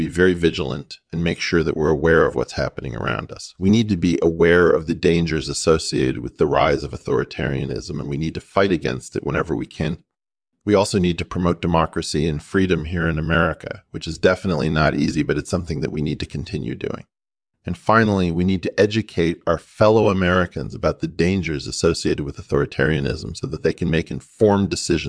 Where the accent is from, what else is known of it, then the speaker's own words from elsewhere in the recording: Llanelli, Wales, United Kingdom; moved away as an adult; also born or lived in New York City; now in United States; I was born in New York City and grew up in Llanelli, Wales.